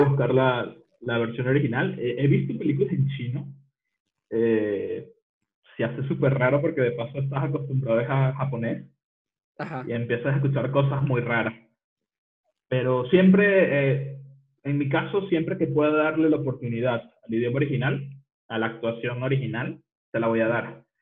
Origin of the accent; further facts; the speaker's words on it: Venezuela; el de Venezuela, porque no tenemos tantas, eh, un acento tan marcado como el mexicano